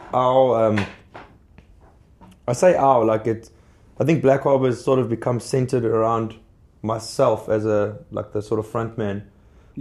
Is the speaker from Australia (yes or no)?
no; South Africa; as a South African blues artist